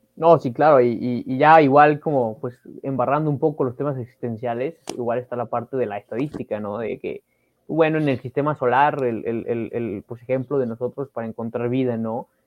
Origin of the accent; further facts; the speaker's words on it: Mexico; como mexicanos